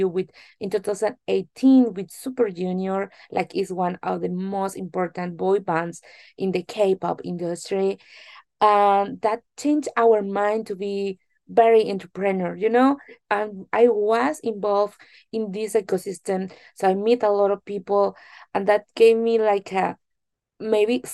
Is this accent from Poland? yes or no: no; Mexico; English is a second language; moved away as an adult; also born or lived in Korea; now in South Korea; I'm really Mexican from Mexico, of course, pretty proud, and live now in Korea since 3 years ago